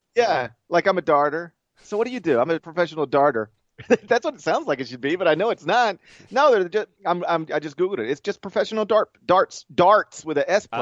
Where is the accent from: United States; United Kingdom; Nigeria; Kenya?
United States; Memphis, Tennessee; my hometown